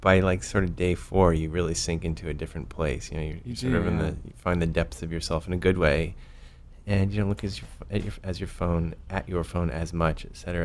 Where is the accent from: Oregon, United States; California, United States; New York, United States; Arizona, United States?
Arizona, United States; Tucson; moved away as an adult; now in Colorado, United States; I grew up in Tucson, and we were in Sonora, Mexico, literally every weekend my whole life